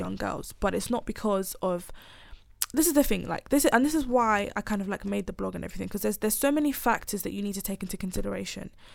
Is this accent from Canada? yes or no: no; Nigeria; moved away; I'm planning to move back to Nigeria at some, I'm Nigerian